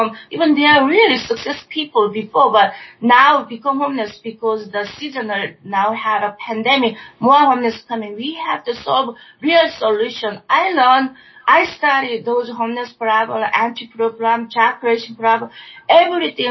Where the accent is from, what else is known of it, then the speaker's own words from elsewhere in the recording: Seoul, South Korea; English is a second language; now in United States; I'm an immigrant from Seoul, Korea.